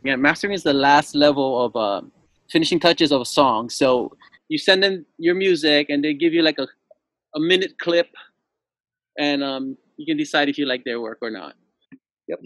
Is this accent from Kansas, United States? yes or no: no; Lanai, Hawaii, United States; I'm from the island of Lanai, born and raised, and my dad was a Lanai boy